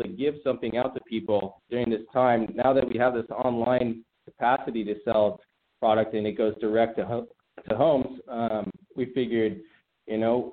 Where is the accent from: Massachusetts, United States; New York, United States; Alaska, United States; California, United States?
California, United States; Redondo Beach; also born or lived in Hawthorne, California; Born and raised in the South Bay. You know, born in Hawthorne, then grew up in Redondo Beach and Hollywood Riviera